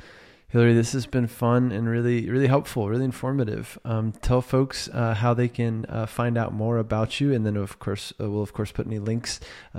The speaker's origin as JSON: {"language": "English", "region": "Virginia", "country": "United States", "tie": "born or raised there", "said": "my home state."}